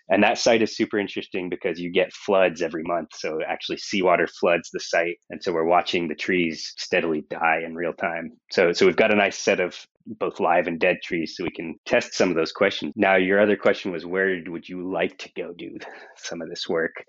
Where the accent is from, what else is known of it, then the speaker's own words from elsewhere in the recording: Monterey, California, United States; moved away as an adult; also born or lived in Seattle / San Diego; I grew up in Monterey, California